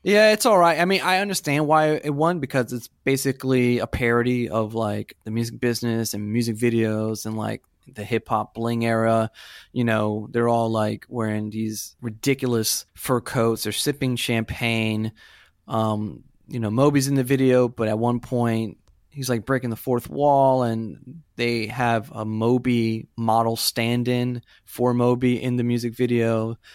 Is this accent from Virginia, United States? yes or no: no; Florida, United States; also born or lived in Puerto Rico; I am from Florida, where all those bands come from